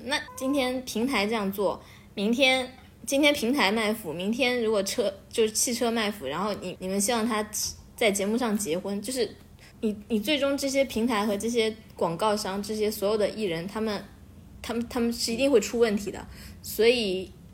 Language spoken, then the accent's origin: Chinese; Beijing, China; 来自北京